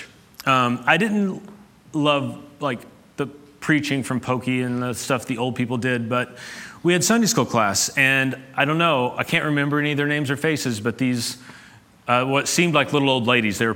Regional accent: Ashland, Kentucky, United States; I grew up in Appalachia, in Ashland, Kentucky

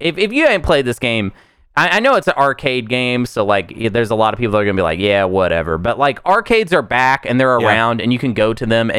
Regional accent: Pine Bluff, Arkansas, United States; I mean, I grew up in Pine Bluff, Arkansas.

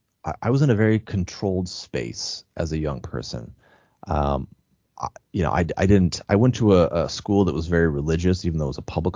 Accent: Spokane Valley, Washington, United States; I grew up in Spokane Valley

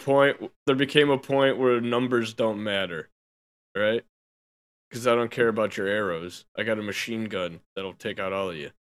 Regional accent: United States; I'm an American

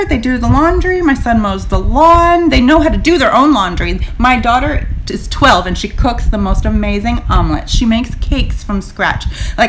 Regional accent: Florida, United States; I'm born and raised in Florida.

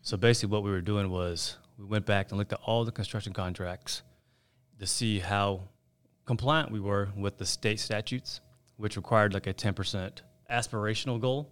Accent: Raleigh, North Carolina, United States; also born or lived in Chapel Hill, North Carolina / Gastonia, North Carolina; I'm a North Carolina native. You couldn't probably tell by my name. But I was born in Chapel Hill. My folks moved to Raleigh when I was two, so I, I consider Raleigh my hometown

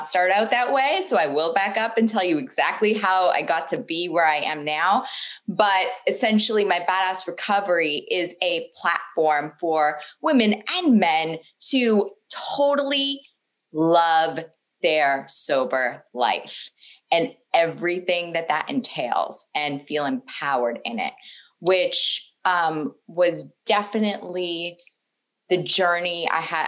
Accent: Boston, Massachusetts, United States; I was born in Boston the only really noticeable thing about my childhood is that I was raised in a funeral home.

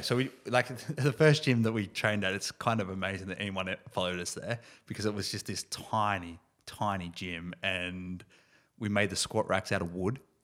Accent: Ballarat, Victoria, Australia; Originally from Ballarat

